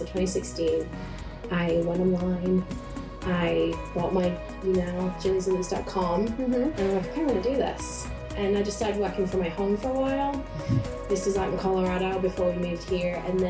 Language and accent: English; North West England, United Kingdom; moved away as an adult; also born or lived in Central Pennsylvania, United States; now in Mifflinburg, United States; My accent is not central Pennsylvanian. I'm originally from Northwest England, about 2 hours north of Manchester. And I moved to central PA about 8 years ago now.